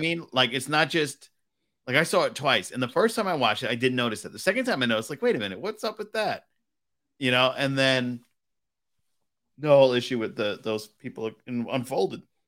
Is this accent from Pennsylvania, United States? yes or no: no; Providence, Rhode Island, United States; I was born in, in Providence, Rhode Island, and I grew up in Fox Point, Rhode Island